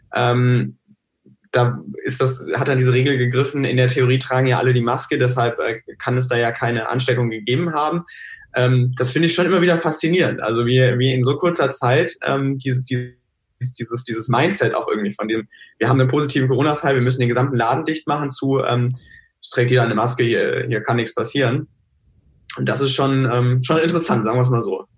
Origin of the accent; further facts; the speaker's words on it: North Rhine-Westphalia, Germany; ich komme jetzt aus NRW